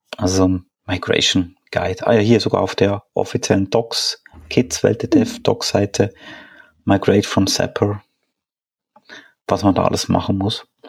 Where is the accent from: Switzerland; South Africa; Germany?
Switzerland; now in Austria; wohne in Österreich, ähm, bin ursprünglich Schweizer